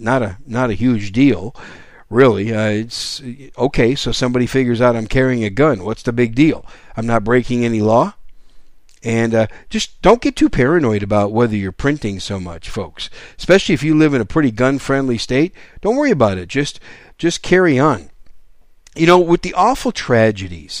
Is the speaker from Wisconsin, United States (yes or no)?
yes; Wisconsin, United States; also born or lived in New York City; now in San Antonio, United States; I was born in New York City, raised in Wisconsin, but now I live in the great gun-friendly state of San Antonio